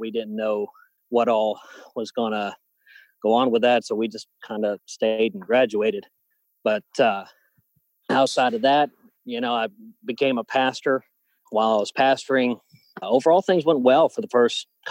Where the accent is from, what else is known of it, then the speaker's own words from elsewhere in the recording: Suwanee, Georgia, United States; I grew up in Georgia, going to a independent Baptist church in Suwanee, Georgia.